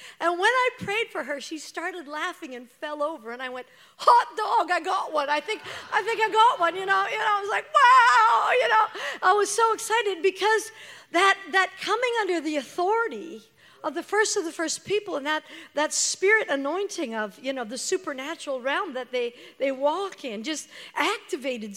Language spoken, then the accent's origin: English; Canada; I'm Canadian